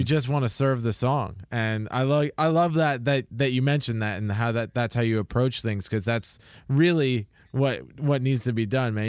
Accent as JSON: {"language": "English", "area": "Toronto area", "region": "Ontario", "country": "Canada", "tie": "born or raised there", "said": "I grew up around the Toronto area"}